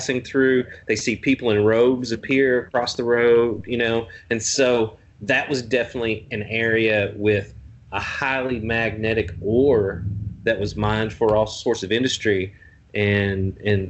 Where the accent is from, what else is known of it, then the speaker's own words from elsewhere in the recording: Salyersville, Kentucky, United States; I'm from Magoffin County, from Salyersville